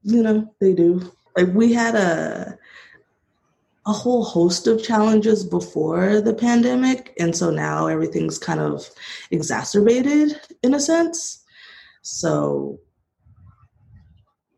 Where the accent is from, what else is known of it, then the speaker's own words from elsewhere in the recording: Monrovia, California, United States; originally I'm from Monrovia, California